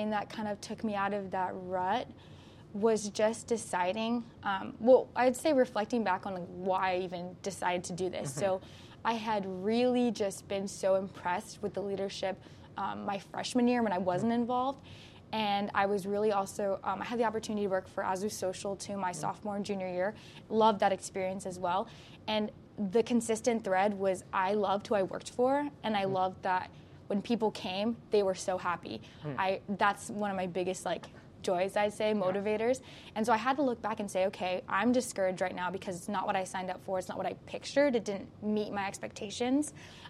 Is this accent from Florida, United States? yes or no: yes; Florida, United States; now in Walla Walla, United States; And I came from Florida, which is very diverse, and then I came up here to Walla Walla